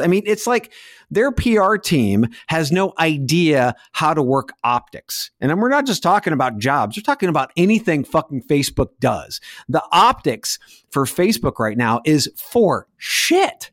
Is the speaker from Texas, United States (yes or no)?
yes; Texas, United States; now in Indiana, United States; being a Texan